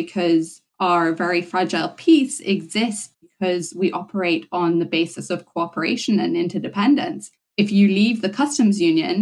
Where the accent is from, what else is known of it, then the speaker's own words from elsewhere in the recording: Zimbabwe; now in Northern Ireland, United Kingdom; I was born in Zimbabwe, grew up in Zimbabwe. When I moved here, I moved to a loyalist housing estate